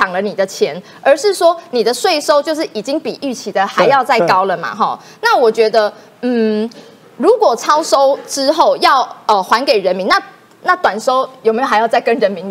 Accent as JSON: {"language": "Chinese", "country": "Taiwan", "said": "这是因为全体人民，我们台湾人民共同努力的成果"}